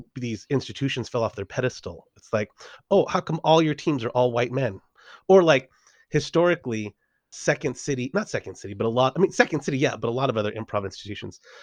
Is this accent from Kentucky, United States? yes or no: no; Los Angeles, California, United States; moved away as an adult; also born or lived in San Diego; I'm from Los Angeles, uh, originally from San Diego, but from Los Angeles